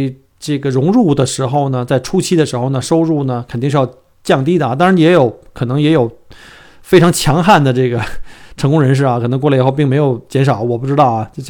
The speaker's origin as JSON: {"language": "Chinese", "country": "China", "moved": "as an adult", "lives_now": "Australia", "said": "尤其作为我们新移民啊，就是第一代移民，从中国来到澳洲以后，尤其是我们在国内的话"}